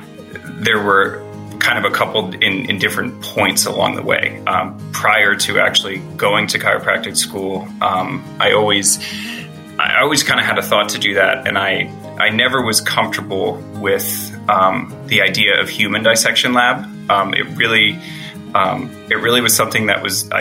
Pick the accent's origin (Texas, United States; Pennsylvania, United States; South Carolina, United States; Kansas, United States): Pennsylvania, United States; also born or lived in Florida; We're both from Pennsylvania.